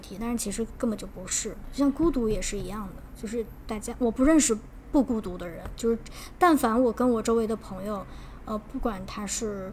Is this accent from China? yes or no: yes; China; moved away; 我来自中国